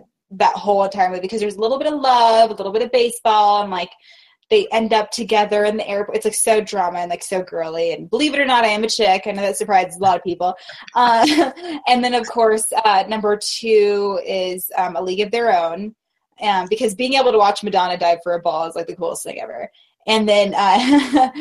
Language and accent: English; Reno, Nevada, United States; I was raised in Reno